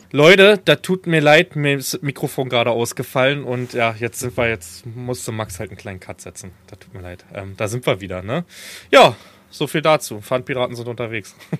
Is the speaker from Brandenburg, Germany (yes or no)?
yes; Falkensee, Brandenburg, Germany; in meiner Jugend in Falkensee, ist so die Stadt, wo ich groß geworden bin, wo ich auch jahrelang gewohnt habe